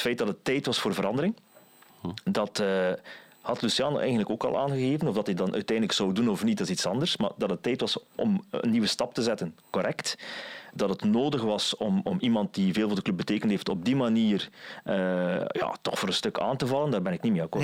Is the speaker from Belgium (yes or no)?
yes; West Flanders, Belgium; ik als West-Vlaming